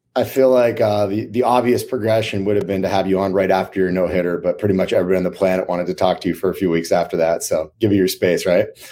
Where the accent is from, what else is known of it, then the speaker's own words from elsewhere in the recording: Maine, United States; I grew up in Maine